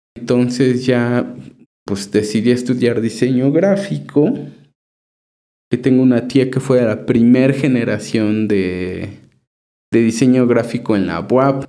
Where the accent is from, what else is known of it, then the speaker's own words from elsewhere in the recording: Chignahuapan, Puebla, Mexico; now in Puebla, Mexico; mi pueblo